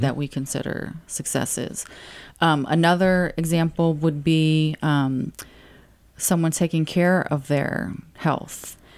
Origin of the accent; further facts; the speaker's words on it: St. Louis, Missouri, United States; I'm born and raised in Saint Louis City